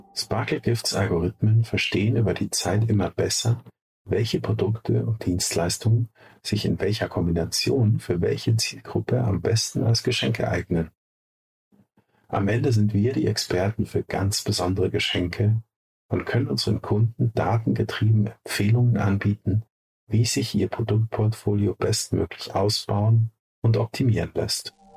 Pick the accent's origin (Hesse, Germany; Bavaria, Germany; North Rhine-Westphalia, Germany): Bavaria, Germany; Munich; Beide sind wir Münchner Kindle.